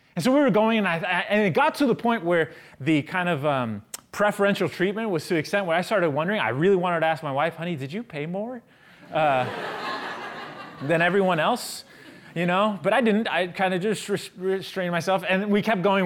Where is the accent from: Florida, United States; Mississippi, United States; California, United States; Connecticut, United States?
California, United States; San Francisco; I'm from San Francisco.